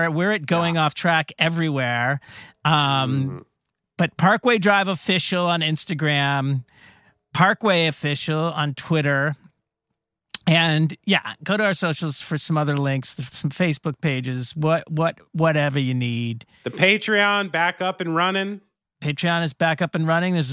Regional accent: Australia; especially being an Australian where yeah, they are going to bust your fucking balls down there about that.

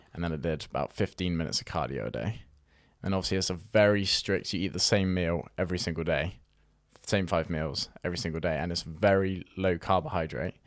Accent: Weymouth, South West England, United Kingdom; I'm from a fo-, small town in Weymouth

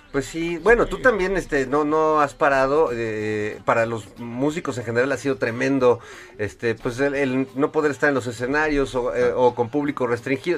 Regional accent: Mexico; orgullosos de ser músicos este mexicanos

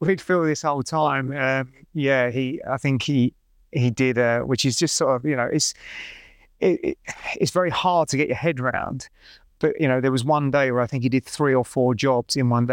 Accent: London, United Kingdom; I grew up in North East London

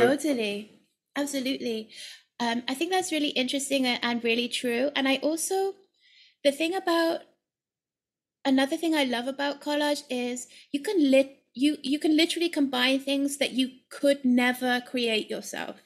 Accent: United Kingdom; moved away as an adult; also born or lived in London / Ireland; now in Amsterdam, Netherlands; as a British person

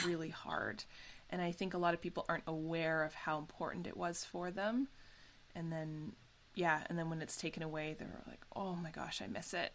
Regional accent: Canada; as Canadian actors

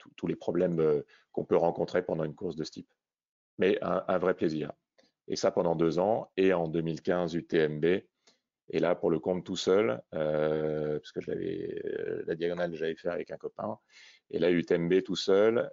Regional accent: Réunion; je suis originaire de La Réunion

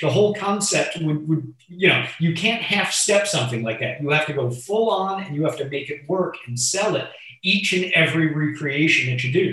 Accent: Miami Beach, Florida, United States; I was born in Miami Beach in 1978.

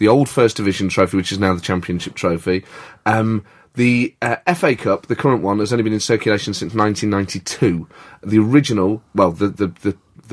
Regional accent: Nottingham, East Midlands, United Kingdom; I grew up in Nottingham

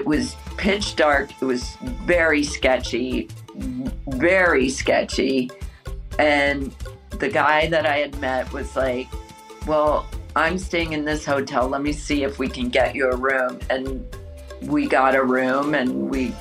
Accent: Midwest Illinois, United States; now in New York City, United States; Being from the Midwest

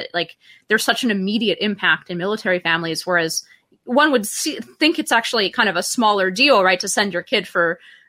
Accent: Palo Alto, California, United States; I grew up in Palo Alto

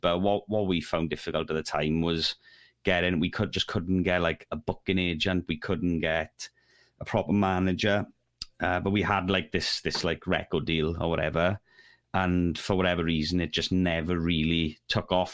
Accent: Neath, Wales, United Kingdom; I'm from Neath

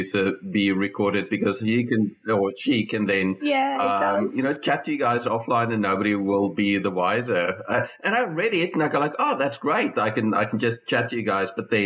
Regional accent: Bloemfontein, Free State, South Africa; now in Melbourne, Australia; my home country in Bloemfontein in South Africa

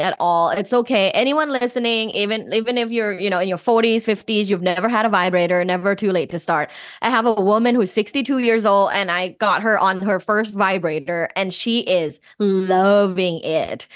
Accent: Thailand; moved away; I'm originally from Thailand

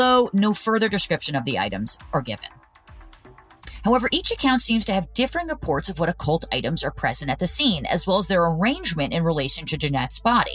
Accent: New Jersey, United States; Growing up in New Jersey

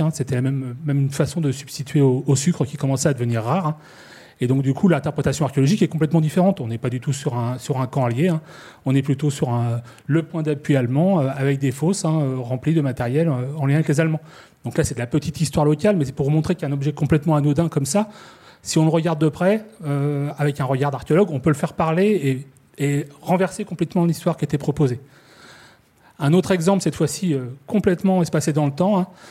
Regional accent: Normandy, France; je suis normand

